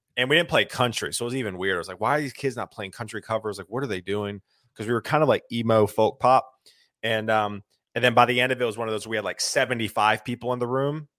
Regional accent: Lexington, South Carolina, United States; moved away as an adult; now in Nashville, United States; I grew up in South Carolina, Columbia, a small town outside of Columbia called Lexington

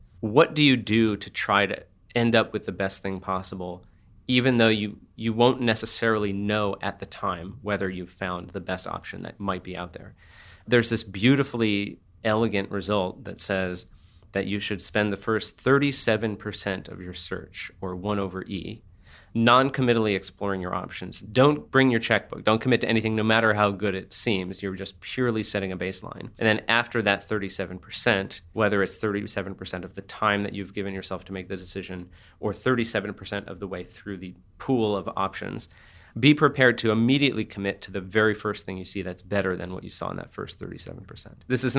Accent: San Francisco, California, United States; I'm from San Francisco, so it's this kind of hellishly competitive situation

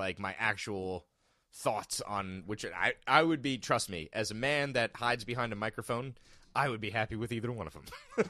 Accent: United States; as an American

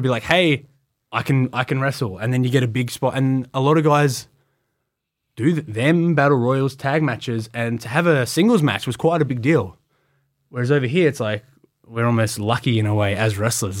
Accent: Australia; I'm from Australia.

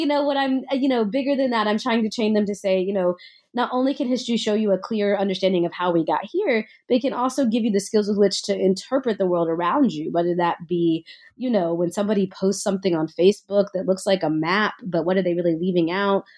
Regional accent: Nashville, Tennessee, United States; I grew up in Nashville, Tennessee.

